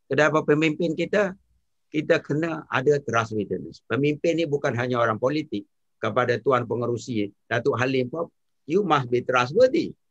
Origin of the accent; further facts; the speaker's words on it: Malaysia; now in -; saya tidak berani lagi sebenarnya nak bagi tahu saya dari Malaysia kepada driver taksi di London.